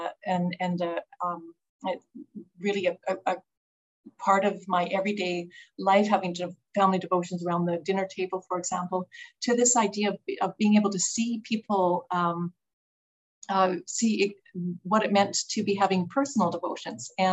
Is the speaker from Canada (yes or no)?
yes; Calgary, Alberta, Canada; also born or lived in Red Deer, Alberta; That's where I was born and grew up in Calgary